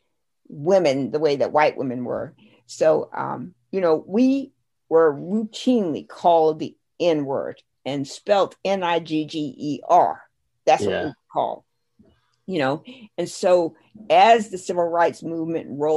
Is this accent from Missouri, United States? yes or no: no; South Carolina, United States; I grew up in South Carolina, rural, poor